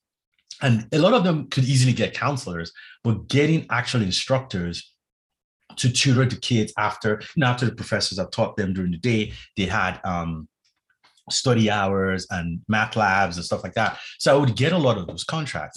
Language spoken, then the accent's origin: English; Nigeria; moved away; also born or lived in London; I'm originally from Nigeria, West Africa